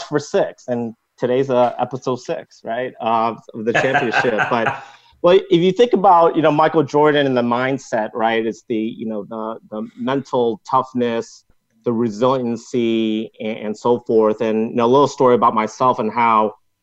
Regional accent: Hong Kong; now in United States; I grew up in Hong Kong and then fast forward, moved over here to the States

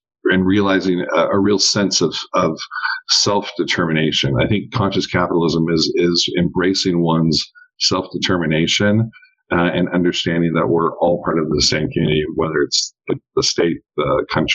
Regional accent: Eastern Oregon, United States; born or raised there; now in Dallas, United States

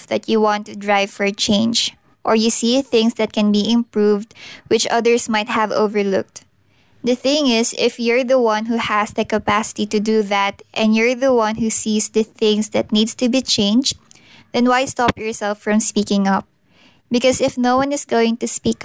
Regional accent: Philippines; I'm from the Philippines

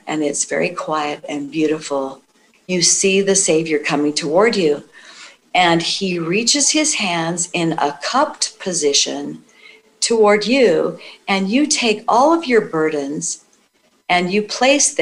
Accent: Idaho, United States; my home state of Idaho

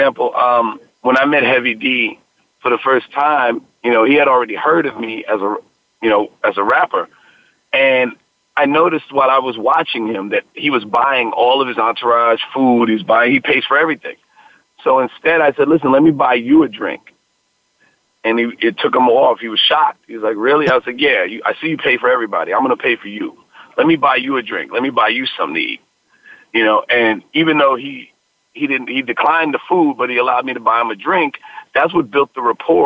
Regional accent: New York City, New York, United States; I'm born and raised in the Bronx.

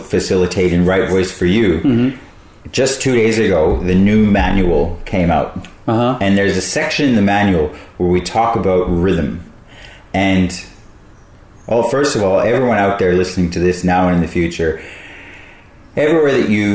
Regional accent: Brisbane, Queensland, Australia; Brisbane, my hometown

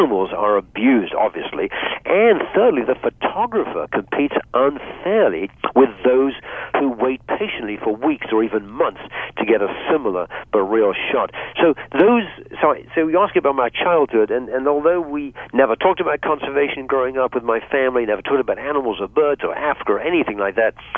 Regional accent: Bath, South West England, United Kingdom; moved away; also born or lived in Hong Kong / Gosport; When I was a teenager growing up in England

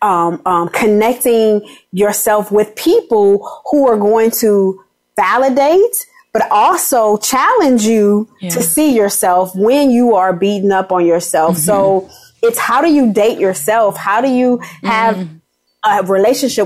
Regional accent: Los Angeles, California, United States; I'm from Watts, you know, yeah. and I had all these adverse childhood experiences

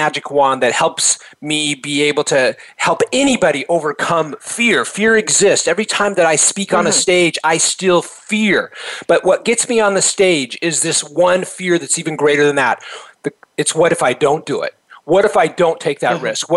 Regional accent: Reno, Nevada, United States; I was born in Reno, Nevada, and actually that's where I first became an entrepreneur. At age 10

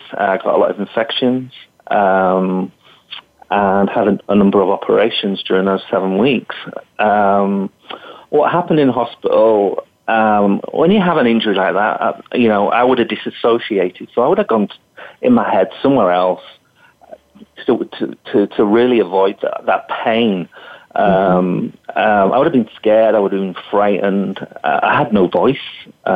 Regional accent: England, United Kingdom; moved away as an adult; also born or lived in Western Australia; now in Australia; I was born in England and was qualified in England

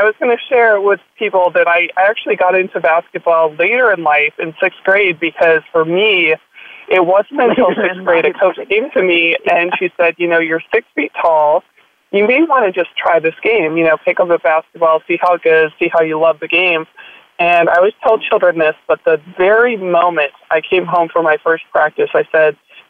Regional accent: Minnesota, United States; I grew up in Minnesota, and I attended a private school in Minneapolis, Minnesota

